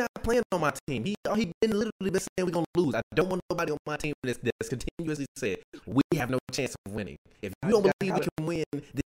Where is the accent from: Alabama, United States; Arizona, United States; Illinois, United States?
Illinois, United States; Chicago; I'm from Chicago.